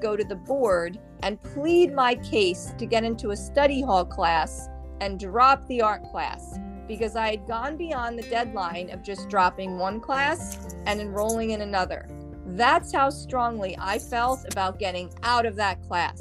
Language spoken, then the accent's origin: English; Jersey Shore, New Jersey, United States; moved away as an adult; now in Florida, United States; My sister and I are from the Jersey Shore in good old New Jersey